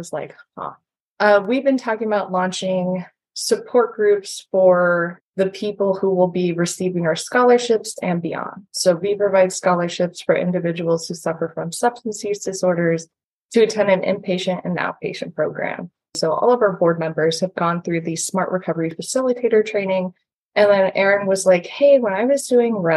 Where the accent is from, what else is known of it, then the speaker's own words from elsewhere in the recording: the Poconos, Pennsylvania, United States; moved away as an adult; also born or lived in Scranton, Pennsylvania; now in Staten Island, New York, United States; I'm from the Poconos. I'm used to the suburbs